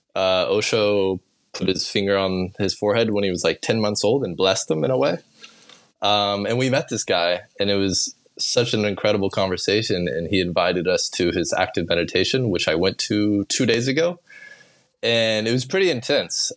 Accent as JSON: {"language": "English", "town": "Olathe", "region": "Kansas", "country": "United States", "tie": "born or raised there", "moved": "yes", "lives_now": "Bali, Indonesia", "said": "I grew up in Kansas"}